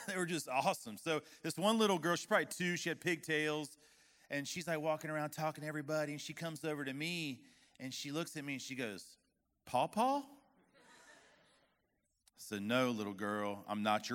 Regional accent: West Palm Beach, Florida, United States; moved away as an adult; now in Arkansas, United States; that's where I'm from

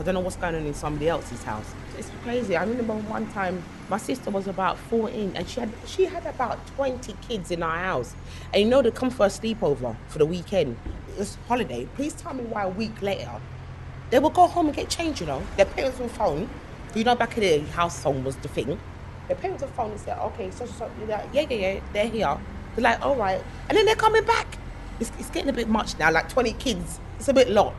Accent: London, United Kingdom; I had some beautiful memories growing up in Edmonton as a child.

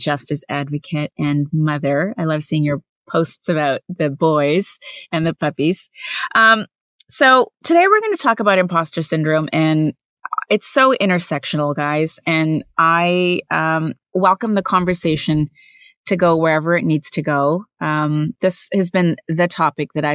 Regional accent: Canada; also born or lived in India; now in United States; As an Indian-born, Canadian-raised American woman

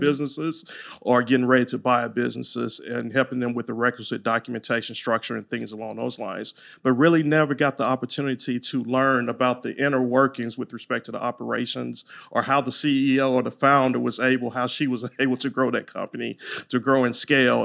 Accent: Louisiana, United States; accent: Louisiana twang; now in Texas, United States; I'm from Louisiana, so you might hear that Louisiana twang

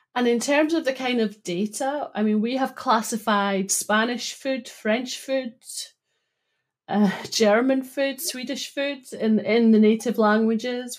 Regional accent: Broughty Ferry, Scotland, United Kingdom; where I grew up in Broughty Ferry

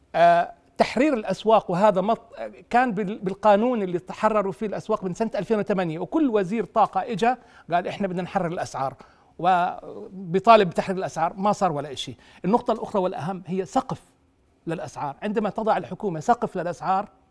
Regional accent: Jordan; عندنا بالاردن

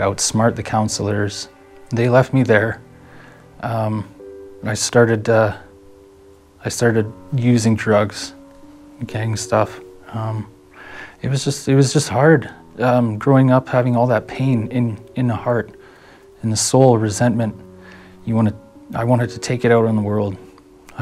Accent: Red Deer, Alberta, Canada; I was born in Red Deer, 1991

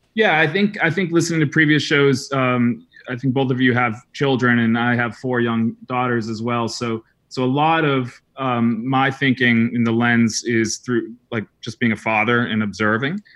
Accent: New England, United States; moved away as an adult; also born or lived in Salzburg, Austria / Croatia / Paris, France; I grew up in New England, small town New England

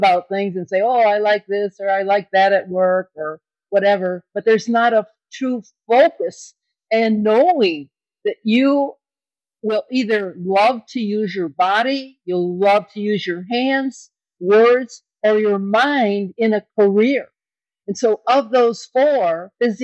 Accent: Kenosha, Wisconsin, United States; born or raised there

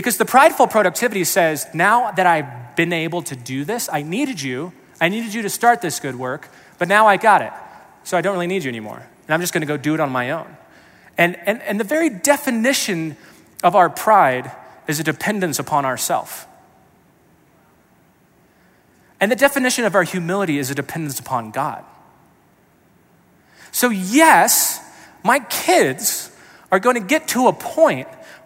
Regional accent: Colorado Springs, Colorado, United States; I grew up in the Springs

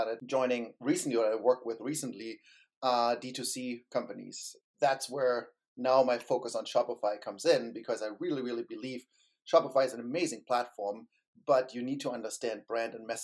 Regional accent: Germany; moved away as an adult; also born or lived in Berlin, Germany; now in San Francisco Bay Area, United States; I grew up in Germany and I worked in Berlin

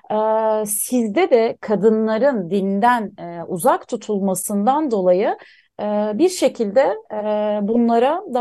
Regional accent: Mersin, Turkey; also born or lived in Antakya; biz e, köken olarak e, Suriye kökenliyiz ve e, yerleşik olarak Mersin ve Antakya'da bulunuyoruz. Ee, kökenimiz oraya yani Mersin ve Antakya yüzyıllar öncesinde

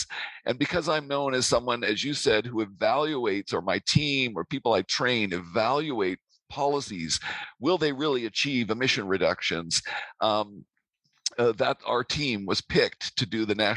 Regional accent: Vancouver, British Columbia, Canada; also born or lived in Grenoble, France; I'm from Vancouver originally

